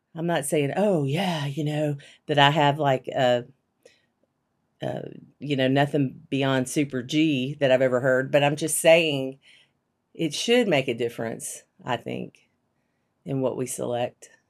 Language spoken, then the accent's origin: English; Shreveport, Louisiana, United States; also born or lived in Abilene, Texas; I grew up in Louisiana